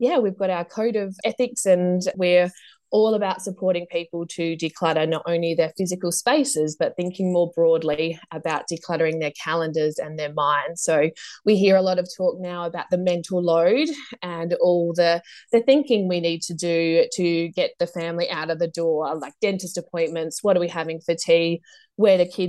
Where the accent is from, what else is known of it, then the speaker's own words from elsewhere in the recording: Adelaide, South Australia, Australia; I grew up in Adelaide